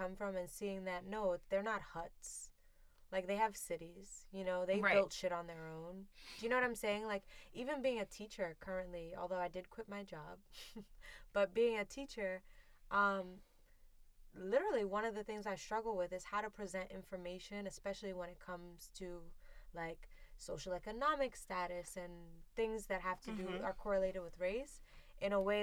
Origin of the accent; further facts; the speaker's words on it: Trinidad & Tobago; I'm a Trinidadian, Trini to the bone